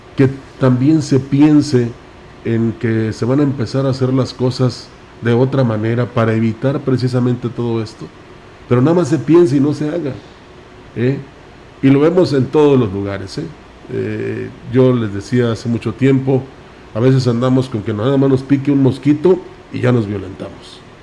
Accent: Mexico; somos mexicanos

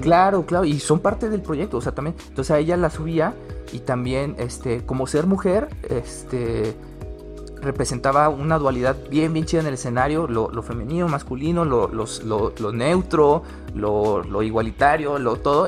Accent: San Luis Potosí, Mexico; yo soy yo orgullosísimamente potosino

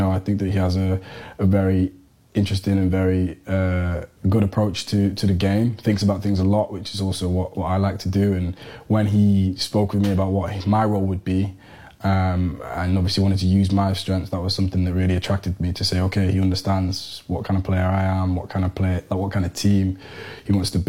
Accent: Manchester, North West England, United Kingdom; moved away as an adult; now in Aberdeen, United Kingdom; See, we're from both from Manchester, and we both played in England before now

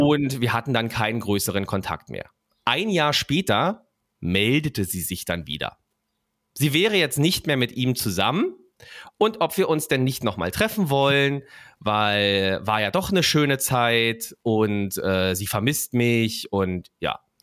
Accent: Berlin, Germany; Ich bin da aufgewachsen in der Platte in Berlin-Mitte, Singerstraße 112

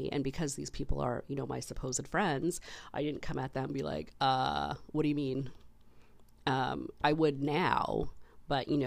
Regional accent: Canada

